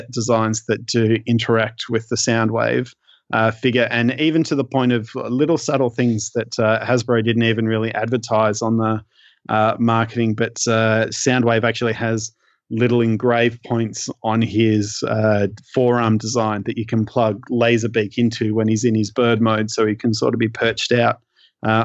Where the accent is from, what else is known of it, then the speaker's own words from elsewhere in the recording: Australia; as an Australian collector